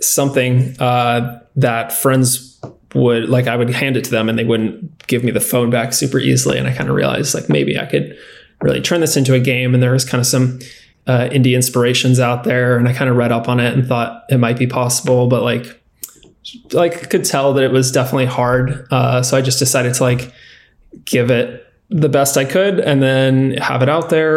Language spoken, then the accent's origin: English; San Diego, California, United States; also born or lived in San Luis Obispo; I was born and raised in San Diego in California